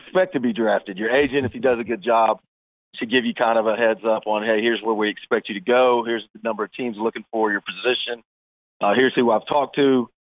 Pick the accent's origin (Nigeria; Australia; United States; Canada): United States; the South; moved away; I was from the South